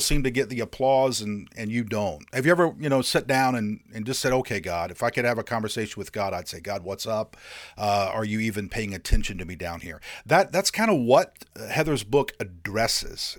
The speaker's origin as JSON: {"language": "English", "region": "Indiana", "country": "United States", "tie": "born or raised there", "moved": "yes", "lives_now": "North Carolina, United States", "said": "I grew up in Indiana"}